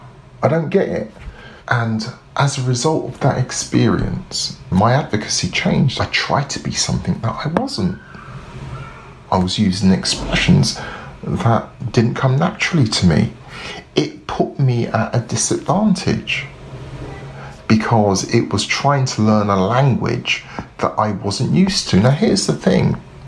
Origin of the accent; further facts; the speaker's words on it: London, United Kingdom; accent: South London; but I'm a Londoner. When I'm not speaking very slowly, I used to speak very fast with a very strong South London accent, because that's me. I grew up in social housing.